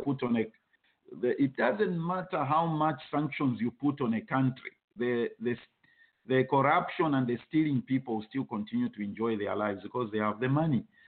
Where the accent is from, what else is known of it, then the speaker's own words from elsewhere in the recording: Zambia; moved away; I was from Zambia